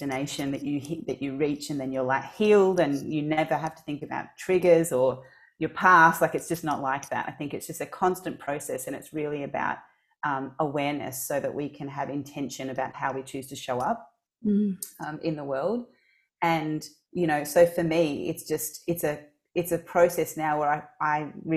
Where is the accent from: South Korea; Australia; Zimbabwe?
Australia; also born or lived in Mozambique / Portugal; I was born in Mozambique. And when I was very young, when I was about 4 months old, I left Mozambique and went to Portugal with my grandmother without my parents, because at that time there was war. And then I lived in Portugal for about 4 years. And then I came to Australia